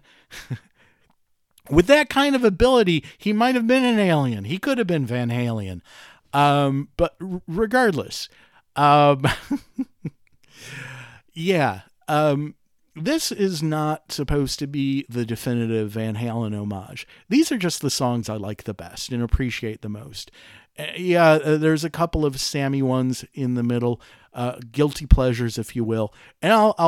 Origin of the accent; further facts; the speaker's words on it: Detroit, Michigan, United States; I'm from Detroit